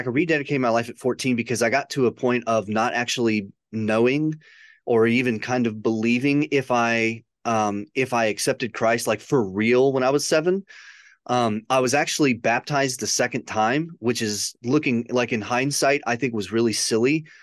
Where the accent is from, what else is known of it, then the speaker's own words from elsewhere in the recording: a suburb of Chicago, Illinois, United States; moved away; also born or lived in Michigan / Western Kentucky; grew up in a suburb of Chicago.